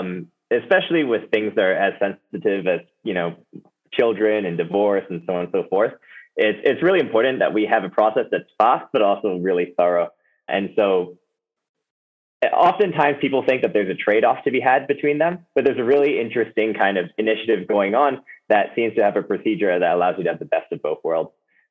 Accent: Hong Kong; Well, I grew up in Hong Kong, actually. Both my parents are Americans, but they decided to work abroad.

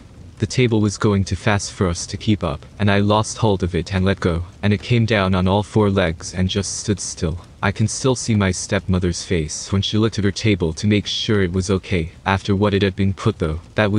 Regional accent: Indiana, United States; A handful of odd things happened back in the house I grew up in Indiana.

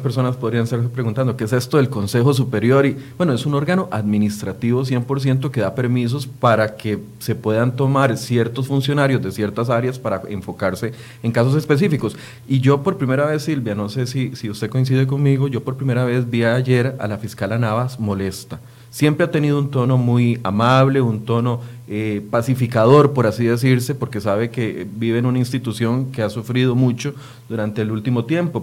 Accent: Costa Rica; como costarricense

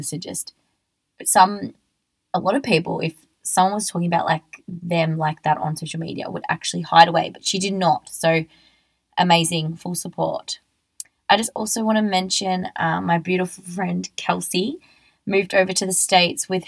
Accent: Australia; I'm just an Australian girl

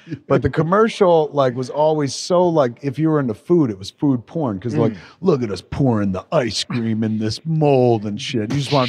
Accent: Highlands, New Jersey, United States; I come from Highlands.

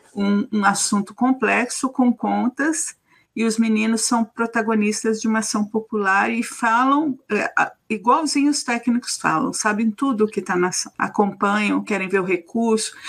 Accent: São Paulo, Brazil; Minha, minha família é de Manaus, sou nascida de São Paulo

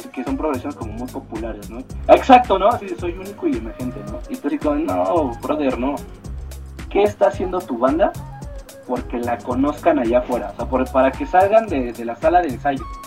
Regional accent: Mexico; nosotros somos una banda mexicana

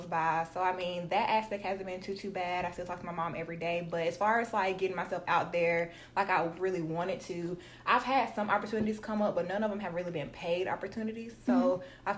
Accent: Tuscaloosa, Alabama, United States; moved away as an adult; now in Atlanta, United States; I'm from Tuscaloosa, Alabama. Y'all don't know about T-Town. It's small

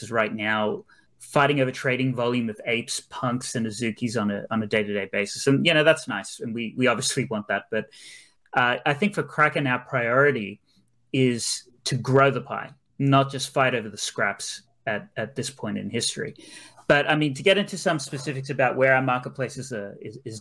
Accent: Australia; also born or lived in Brisbane; I'm actually from Australia. So I'm based in Brisbane

